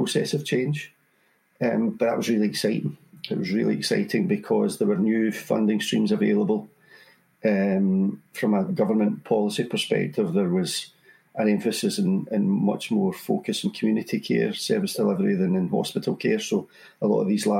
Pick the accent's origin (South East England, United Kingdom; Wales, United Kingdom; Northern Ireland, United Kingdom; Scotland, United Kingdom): Scotland, United Kingdom; Kirkintilloch; I live in Kirkintilloch. So born and bred in Kirkintilloch. Lived here all my life